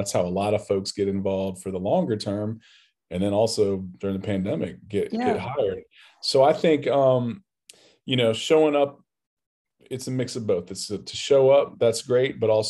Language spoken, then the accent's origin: English; Newport News, Virginia, United States; I'm from Newport News, Virginia, Southeast